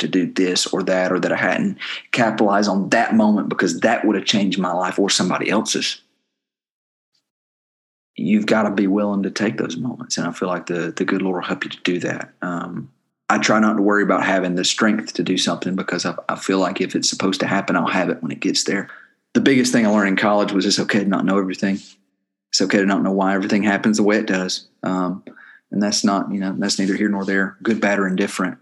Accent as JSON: {"language": "English", "town": "Clanton", "region": "Alabama", "country": "United States", "tie": "born or raised there", "said": "I grew up in Clanton, but the other half was spent all over the rest of the continent."}